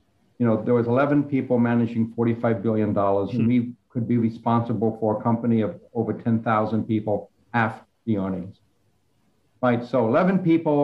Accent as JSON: {"language": "English", "area": "D.C.", "region": "District of Columbia", "country": "United States", "tie": "born or raised there", "said": "I grew up outside of Washington, D.C."}